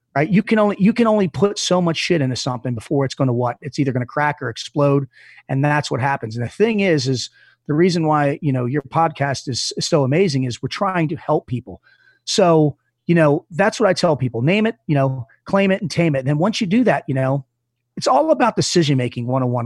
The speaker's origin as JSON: {"language": "English", "town": "Reisterstown", "region": "Maryland", "country": "United States", "tie": "born or raised there", "also_born_or_lived": "Dundalk, Maryland", "said": "I was in Dundalk, Maryland. I'm, which isn't a great part of town, and I moved out to Reisterstown, where I lived, which wasn't another great part of town. I'm from Maryland"}